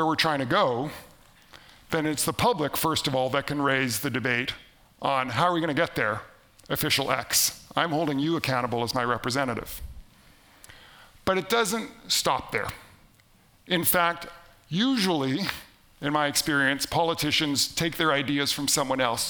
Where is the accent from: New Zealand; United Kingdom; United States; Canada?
Canada; am from Canada